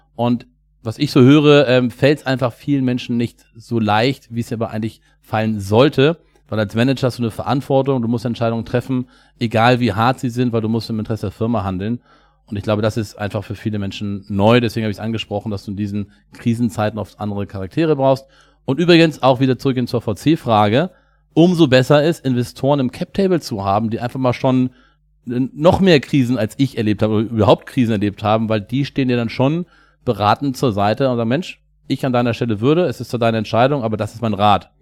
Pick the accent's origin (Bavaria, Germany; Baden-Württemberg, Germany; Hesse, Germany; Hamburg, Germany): Hamburg, Germany; Wir kommen beide aus Hamburg